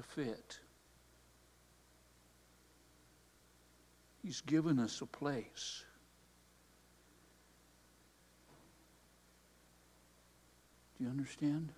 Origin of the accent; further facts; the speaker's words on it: Hudsonville, Michigan, United States; I grew up actually in Hudsonville, just down the road here